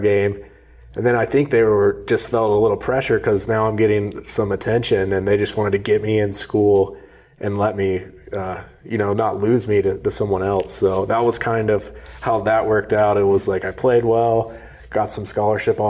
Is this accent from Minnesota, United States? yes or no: no; Jacksonville, Florida, United States; also born or lived in Valdosta, Georgia; initially I grew up in Valdosta, Georgia, and then about third grade moved to Jacksonville